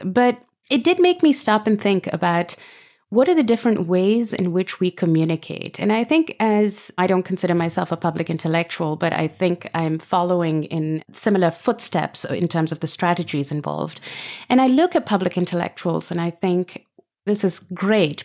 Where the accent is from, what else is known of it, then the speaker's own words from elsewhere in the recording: Pakistan; moved away as an adult; also born or lived in Britain; now in United States; I grew up in Pakistan under a whole series of military dictatorships